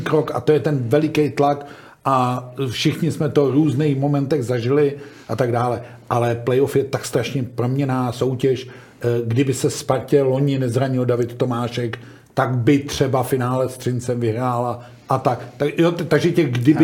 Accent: Hradec Králové, Hradec Králové Region, Czechia; jsem jako rodák z Roce Králové

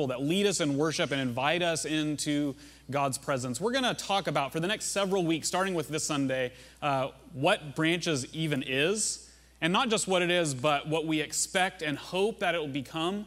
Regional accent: Russellville, Arkansas, United States; in the hometown I grew up in Arkansas, Russellville.

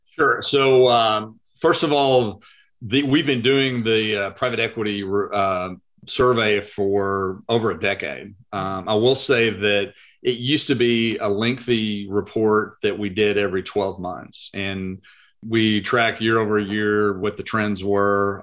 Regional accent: Lubbock, Texas, United States; moved away as an adult; now in Dallas, United States; I am originally from Lubbock, Texas. Uh, I moved to Dallas, Texas about 35 years ago.

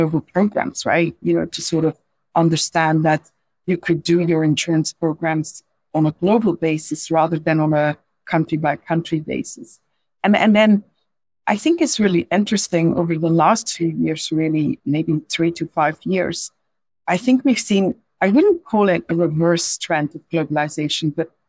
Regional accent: Belgium; English is a second language; moved away as an adult; now in London, United Kingdom; So as you could probably hear from my accent, I'm not a native English speaker. I was actually born in Belgium

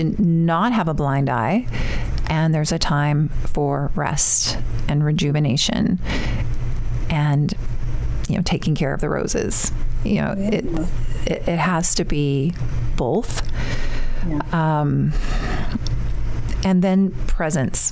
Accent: Canada; moved away as an adult; now in United States; my home country

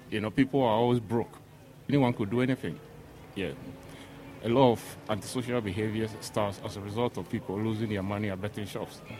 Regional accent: Hammersmith, London, United Kingdom; born there; also born or lived in Grenada; Uh, I was born in Hammersmith, yeah, but I spent uh, a lot of years in uh, Grenada learning tennis.

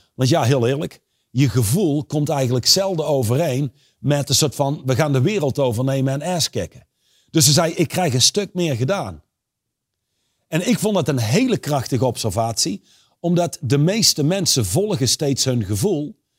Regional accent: Reusel, North Brabant, Netherlands; Ik ben opgegroeid in Reuzel

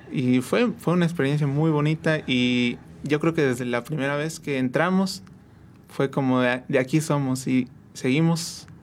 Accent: San Juan del Río, Querétaro, Mexico; Yo soy aquí de San Juan del Río completamente

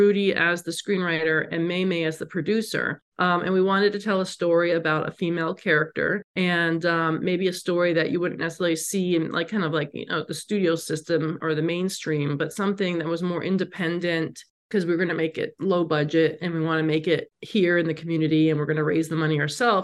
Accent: New York, United States; also born or lived in Los Angeles / San Francisco; now in Las Vegas, United States; I'm from New York and I lived in LA and San Francisco

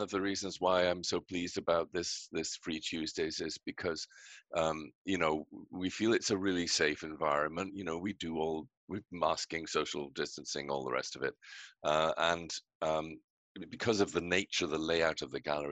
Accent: Scotland, United Kingdom; now in Canada; you can hear I'm British, I'm from Scotland

